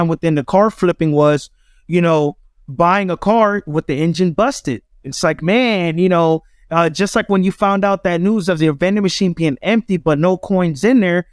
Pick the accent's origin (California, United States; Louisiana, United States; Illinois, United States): California, United States; Los Angeles; also born or lived in Atlanta; my true upbringing came from Crenshaw and Slauson. It came from the Crenshaw district